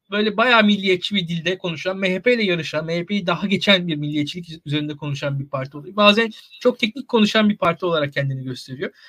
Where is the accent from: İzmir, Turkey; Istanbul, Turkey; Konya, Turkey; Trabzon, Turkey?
İzmir, Turkey; ben mesela ben İzmirliyim.